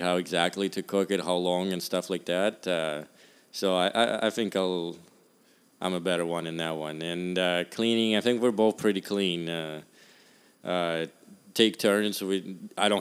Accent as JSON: {"language": "English", "country": "Russia", "tie": "born or raised there", "also_born_or_lived": "Arizona", "moved": "yes", "lives_now": "San Jose, United States", "said": "I'm from Russia"}